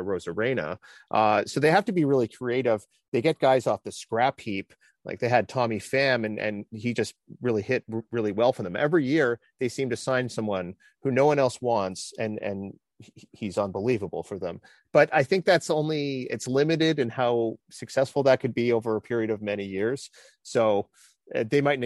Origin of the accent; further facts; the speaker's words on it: Canada; as a Canadian